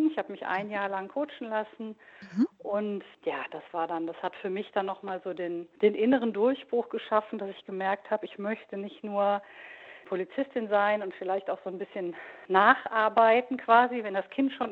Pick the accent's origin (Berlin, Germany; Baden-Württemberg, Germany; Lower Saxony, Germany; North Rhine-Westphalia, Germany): North Rhine-Westphalia, Germany; now in Frankfurt, Germany; Ich wohne zwar jetzt im Raum Frankfurt, ich mhm. komme aber gebürtig aus Nordrhein-Westfalen, mhm. aus dem oberbergischen Land.